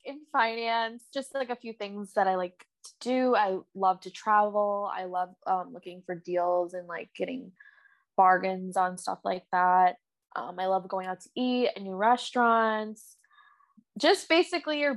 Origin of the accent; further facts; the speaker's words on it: Buffalo, New York, United States; moved away as an adult; also born or lived in Chicago; I was born and raised in Buffalo, New York